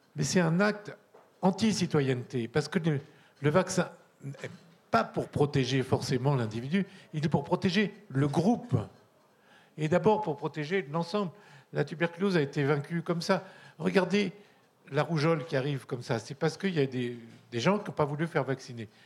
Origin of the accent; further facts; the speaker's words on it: Corsica, France; je suis un latin, j'y peux rien, je viens de Corse